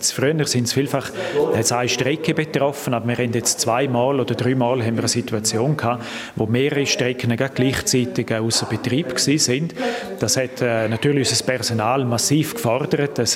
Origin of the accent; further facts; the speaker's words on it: Graubünden, Switzerland; in dieser Konstellation bin ich Bündner